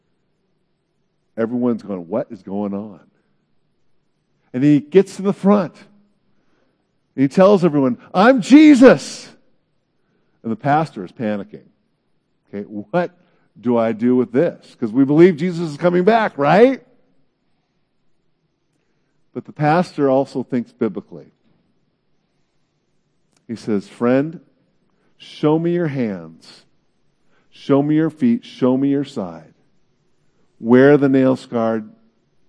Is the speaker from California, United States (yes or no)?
yes; Bay Area, California, United States; I grew up in the Bay Area